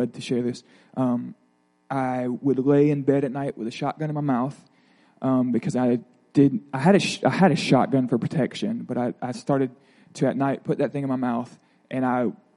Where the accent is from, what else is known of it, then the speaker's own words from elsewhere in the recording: Pensacola, Florida, United States; I grew up in Pensacola, Florida, in a Methodist home